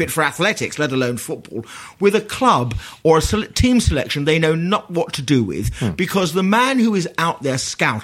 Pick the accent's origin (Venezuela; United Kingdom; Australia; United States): United Kingdom; London; I grew up in Poplar